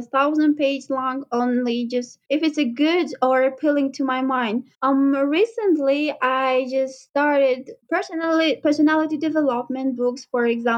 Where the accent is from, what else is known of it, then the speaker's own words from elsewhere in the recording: Khorog, Gorno-Badakhshan, Tajikistan; moved away as an adult; now in Dushanbe, Tajikistan; the first time that I moved from Khorog to Dushanbe